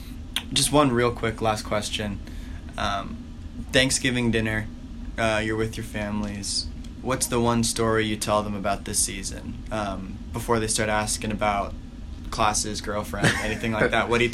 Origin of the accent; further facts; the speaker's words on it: Columbus, Ohio, United States; Yeah, I grew up in Columbus, Ohio. So all of Friday night, all day Saturday, and then Sunday morning is devoted to Ohio State football and Ohio State athletic culture.